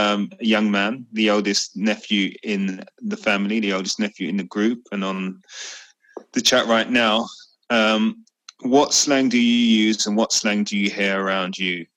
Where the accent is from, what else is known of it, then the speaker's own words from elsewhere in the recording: London, United Kingdom; So we grew up in East London. So there was a lot of Cockney in there as well. And maybe some of the Essex speak.